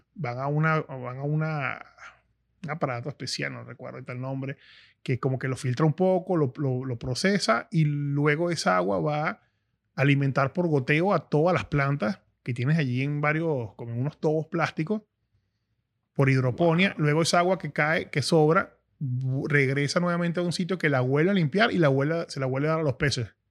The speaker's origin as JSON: {"language": "Spanish", "town": "Caracas", "region": "Capital District", "country": "Venezuela", "tie": "born or raised there", "said": "yo nací en Caracas, una ciudad en pleno auge en los 80, y no conocía como tal el campo"}